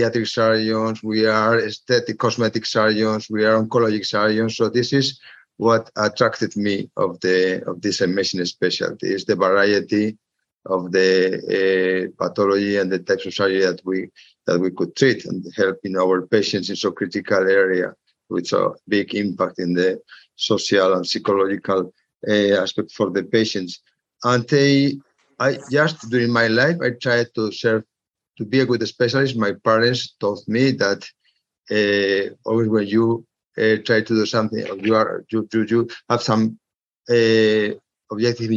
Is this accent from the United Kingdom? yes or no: no; Madrid, Community of Madrid, Spain; I was born in Madrid, and I was also studying medicine and dentistry in Madrid